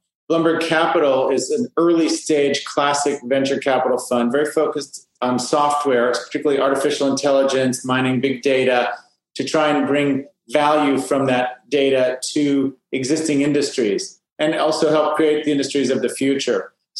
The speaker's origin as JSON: {"language": "English", "town": "Fresno", "region": "California", "country": "United States", "tie": "born or raised there", "moved": "as an adult", "lives_now": "Miami, United States", "said": "I grew up in Fresno, California. I'm a fourth generation Californian. My ancestors helped really build San Francisco"}